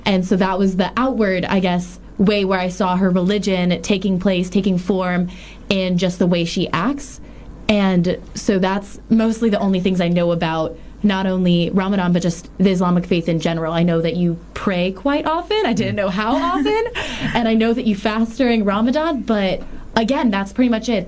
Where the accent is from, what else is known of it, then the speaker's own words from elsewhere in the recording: New Orleans, Louisiana, United States; I'm from New Orleans